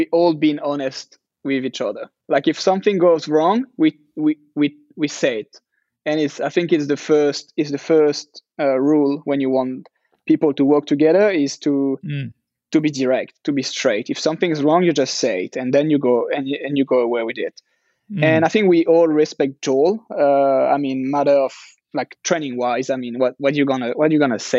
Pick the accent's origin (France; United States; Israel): France; It's really close to France, and even more where I'm from. It's 90 minutes drive for my hometown.